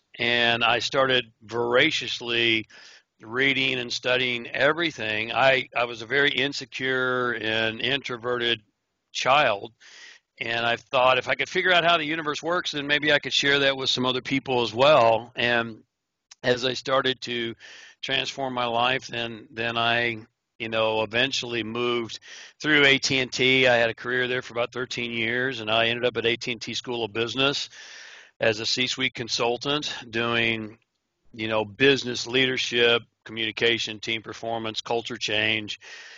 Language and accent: English; Oklahoma, United States; also born or lived in Honolulu, Hawaii; I was born in Honolulu, Hawaii, but I grew up, I guess my formative years was in Oklahoma. So if you hear a little bit of an accent that's still hanging on, that's where that's from.